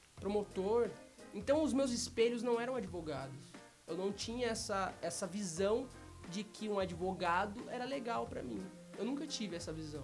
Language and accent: Portuguese; Londrina, Paraná, Brazil; also born or lived in Pontes e Lacerda, Mato Grosso; nasci no Mato Grosso. Meus pais me tiveram lá, numa cidade chamada Ponte e Lacerda. Com uns quatro anos eu voltei para Londrina